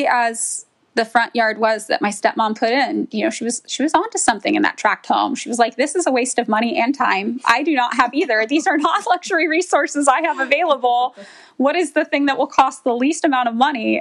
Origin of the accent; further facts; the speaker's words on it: Central Valley, California, United States; where I grew up in the Central Valley, we have Yosemite